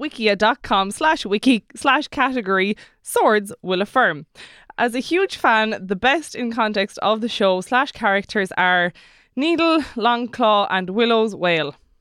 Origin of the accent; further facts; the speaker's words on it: Killarney, Munster, Ireland; moved away; I'm from Killarney